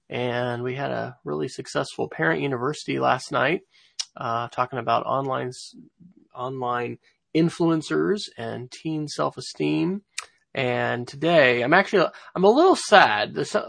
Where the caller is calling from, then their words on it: Oklahoma City, Oklahoma, United States; I am coming from Oklahoma City, where it is cool and a bit rainy